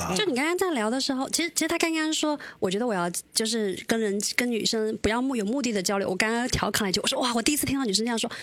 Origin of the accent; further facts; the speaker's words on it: China; 我们中国人